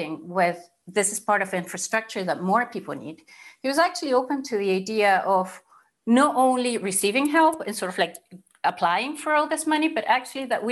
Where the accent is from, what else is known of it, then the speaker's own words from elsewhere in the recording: Chile; moved away as an adult; now in Scotland, United Kingdom; I'm originally from Chile